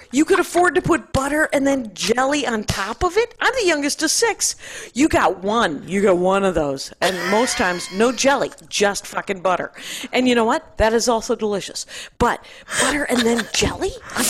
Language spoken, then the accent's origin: English; Wisconsin, United States; I am from Wisconsin.